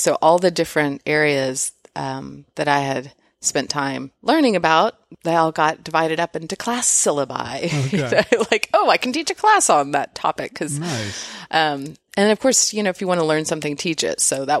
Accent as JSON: {"language": "English", "town": "Houston", "region": "Texas", "country": "United States", "tie": "born or raised there", "also_born_or_lived": "Austin", "said": "I was born in Austin. Obviously mentioned growing up in Houston, but I was born here."}